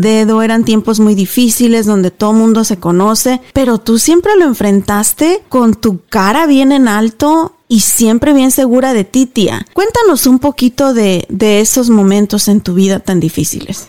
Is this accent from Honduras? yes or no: no; Mexico; como decimos nosotros allá en México